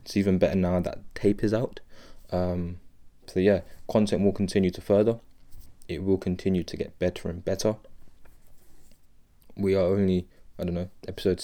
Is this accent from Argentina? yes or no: no; United Kingdom; I'm British. I'm speaking from the United Kingdom.